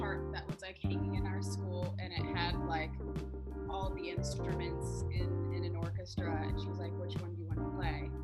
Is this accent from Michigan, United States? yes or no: no; Chicago, Illinois, United States; I'm from Chicago